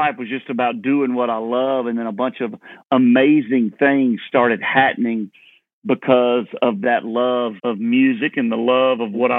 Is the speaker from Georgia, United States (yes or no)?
yes; Leesburg, Georgia, United States; moved away; also born or lived in Nashville; Yeah, well, I grew up in Leesburg, Georgia, right in town, but I could walk to cotton fields and peanut fields.